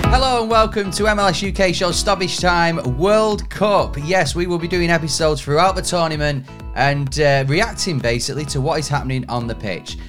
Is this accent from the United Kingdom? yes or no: yes; England, United Kingdom; we are English